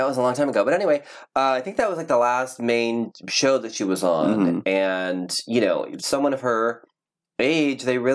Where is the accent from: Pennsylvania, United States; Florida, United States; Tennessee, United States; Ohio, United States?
Ohio, United States; now in California, United States; I'm certainly like a Cali boy now, but I grew up in Ohio. Mm-hmm. And I was raised in Ohio.